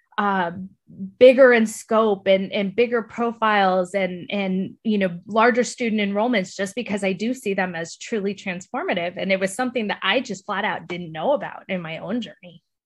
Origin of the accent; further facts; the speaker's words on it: El Paso, Texas, United States; moved away as an adult; also born or lived in San Antonio, Texas / Iowa; I was born and raised in El Paso